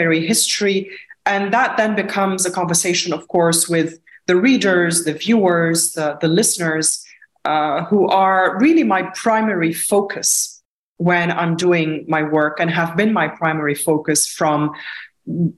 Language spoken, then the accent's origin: English; Lebanon; Growing up in Lebanon during a war